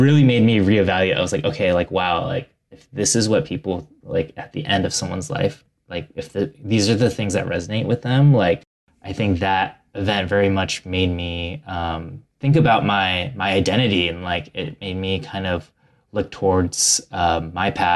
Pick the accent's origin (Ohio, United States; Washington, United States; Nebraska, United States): Ohio, United States; my family is from Taiwan and they immigrated in the 80s and I grew up in Ohio